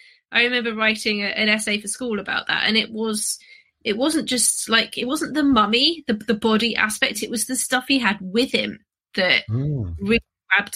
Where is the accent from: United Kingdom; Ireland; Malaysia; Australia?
United Kingdom; London; I grew up in London, so there's sort of urban archaeology there.